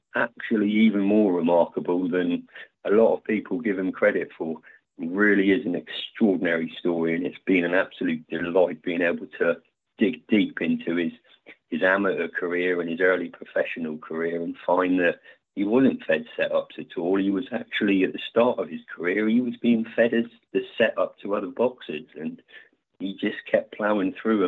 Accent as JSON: {"language": "English", "region": "England", "country": "United Kingdom", "said": "I'm from Scottish heritage, so I'm an English guy with Scottish background."}